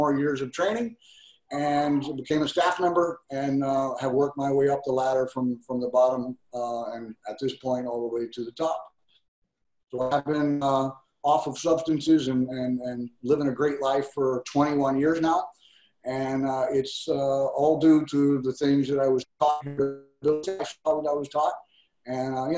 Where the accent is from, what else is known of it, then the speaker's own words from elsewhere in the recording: Texas, United States; moved away as an adult; now in Hawaii, United States; my home state of Texas